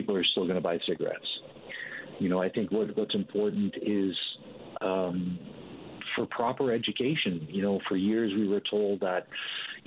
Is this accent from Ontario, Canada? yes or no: no; Newfoundland and Labrador, Canada; also born or lived in St. John's; now in British Columbia, Canada; growing up in Newfoundland